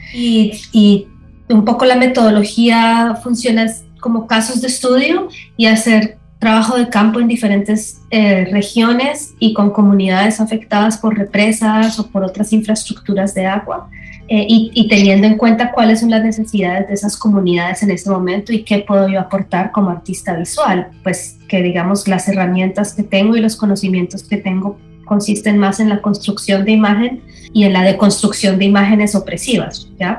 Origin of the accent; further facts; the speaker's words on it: Colombia; now in Los Angeles, United States; soy artista colombiana, residente en Los Ángeles